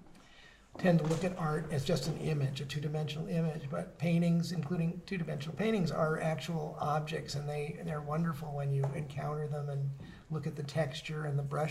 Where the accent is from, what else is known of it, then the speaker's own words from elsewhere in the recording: Beverly, Massachusetts, United States; now in Gloucester, United States; I grew up down in Beverly